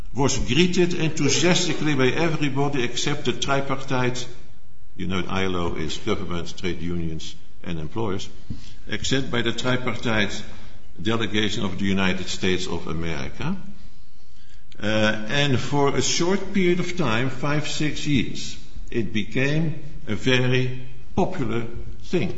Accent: Netherlands; accent: Dutch; English is a second language; as you have heard from my accent, I am from the Netherlands

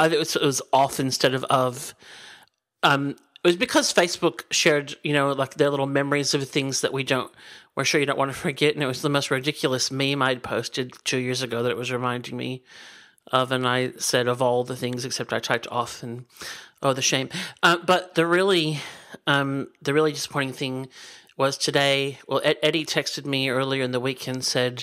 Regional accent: Chicago, Illinois, United States; moved away; I grew up in Chicago

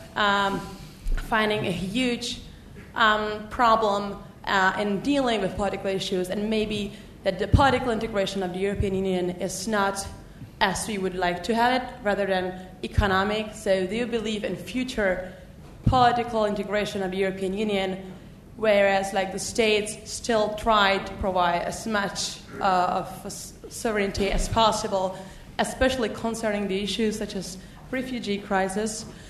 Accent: Czechia; I'm from Czech Republic.

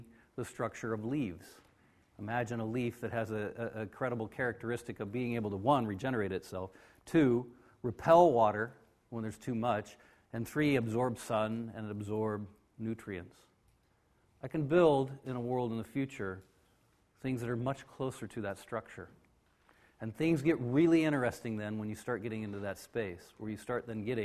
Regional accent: United States; I am from America

